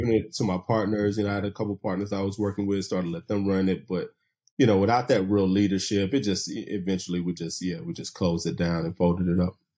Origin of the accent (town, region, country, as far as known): Chattanooga, Tennessee, United States; born or raised there; moved away as an adult; also born or lived in Bluefield, Virginia / Atlanta